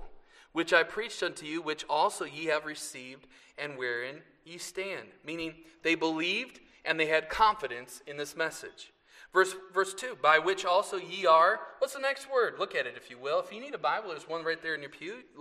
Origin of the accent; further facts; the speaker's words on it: 44th and Hampton, 70th and Lisbon, 25th and Wisconsin, United States; I grew up on 44th in Hampton, 70th in Lisbon, 25th in Wisconsin